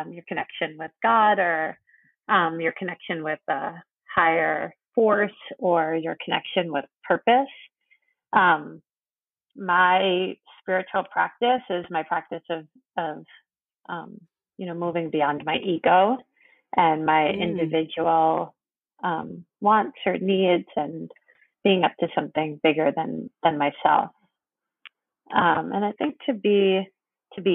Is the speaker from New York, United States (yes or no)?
yes; New York, United States; I'm from New York, born and raised.